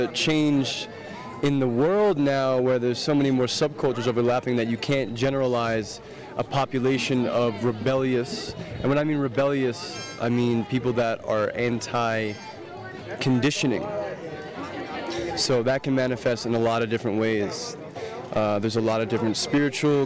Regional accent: New York City, New York, United States; I'm from New York City.

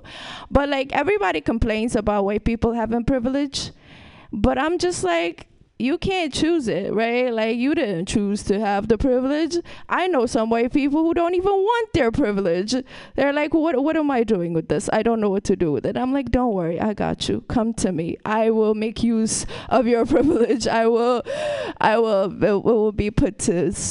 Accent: Ethiopia; also born or lived in Brooklyn, New York / Vermont; now in San Francisco, United States; I'm from Ethiopia. That's a whole different country. And then I lived in Brooklyn

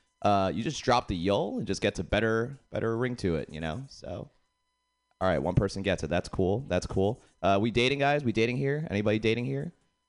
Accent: Boston, Massachusetts, United States; moved away; I'm actually from Boston.

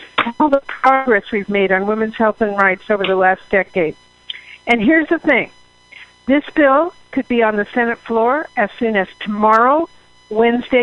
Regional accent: Washington, United States; Washington, my home state

